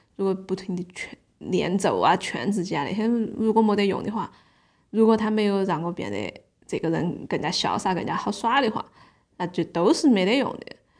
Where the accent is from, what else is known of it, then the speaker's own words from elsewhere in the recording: Sichuan, China; accent: Sichuanese (not quite authentic); 我现在既然要说四川话